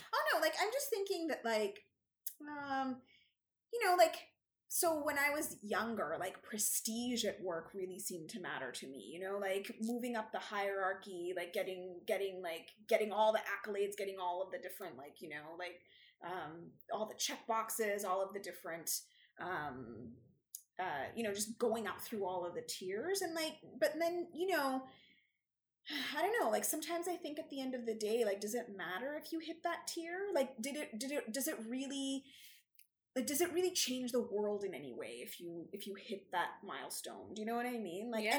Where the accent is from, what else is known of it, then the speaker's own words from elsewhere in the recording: Canada; we're Canadian